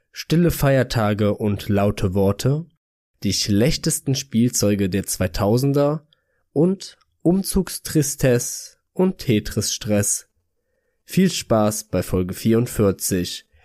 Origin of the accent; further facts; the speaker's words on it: Cologne, North Rhine-Westphalia, Germany; für mich als wahren Karnevalsjack als Kölsche Junge, Da geht mir ja das Herz auf, ne?